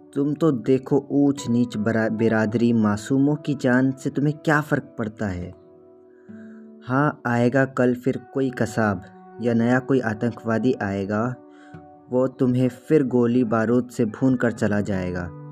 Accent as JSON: {"language": "Hindi", "town": "Nagpur", "region": "Maharashtra", "country": "India", "said": "मैं नागपुर शहर से हूँ"}